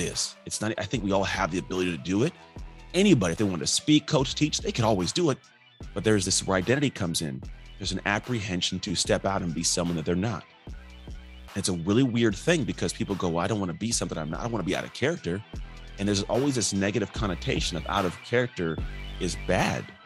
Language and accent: English; Antioch, California, United States; also born or lived in Martinez, California; I grew up in Antioch. Born in Martinez from six years old up, I grew up in Antioch